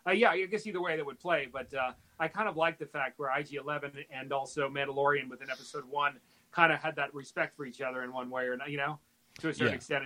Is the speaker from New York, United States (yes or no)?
yes; New York, United States; I grew up in New York. I was raised by my mom. She was a single mother. I was, you know, with my sister, and we were in a very extremely diverse community.